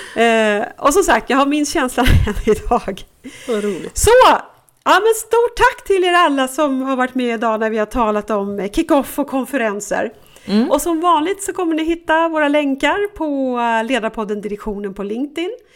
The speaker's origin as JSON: {"language": "Swedish", "country": "Sweden", "said": "Som blond svensk"}